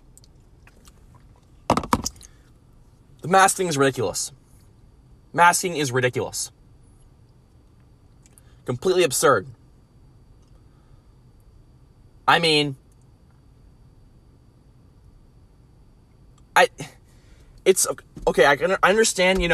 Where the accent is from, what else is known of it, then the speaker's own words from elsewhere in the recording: Lakeville, United States; my hometown of Lakeville